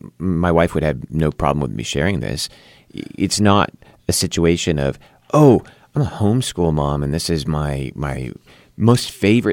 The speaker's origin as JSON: {"language": "English", "region": "California", "country": "United States", "lives_now": "West Virginia, United States", "said": "I didn't know much about the political landscape of West Virginia, but I came from Southern California."}